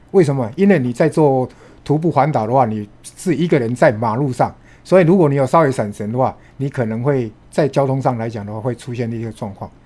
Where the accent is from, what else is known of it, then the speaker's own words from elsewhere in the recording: northern Taiwan, Taiwan; 我们都是北部的小孩